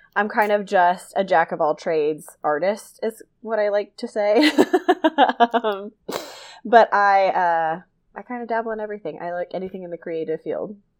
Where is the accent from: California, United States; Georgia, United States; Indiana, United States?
Georgia, United States; South; I grew up in South Georgia